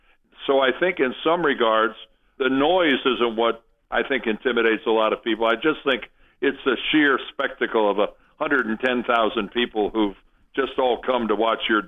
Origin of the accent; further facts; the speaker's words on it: Canton, Ohio, United States; my hometown of Canton